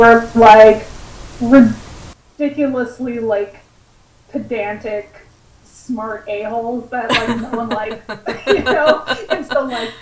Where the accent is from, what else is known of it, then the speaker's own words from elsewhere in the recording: West Coast, United States; I am from the West Coast